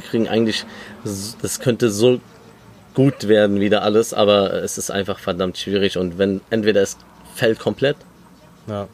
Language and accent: German; Germany; also born or lived in Lebanon (ancestry); Klar sind wir in Deutschland aufgewachsen und äh, leben hier